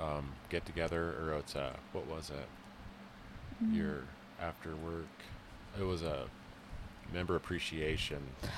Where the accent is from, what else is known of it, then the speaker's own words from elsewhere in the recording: Missoula, Montana, United States; also born or lived in Hamilton, Montana / Stevensville, Montana; when I was young, then my mom took me to Missoula and that's pretty much where I was raised, Missoula.